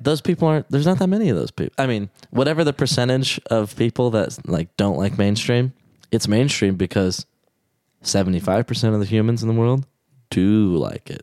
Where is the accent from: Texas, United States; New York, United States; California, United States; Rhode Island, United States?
Texas, United States; moved away; I was raised in Texas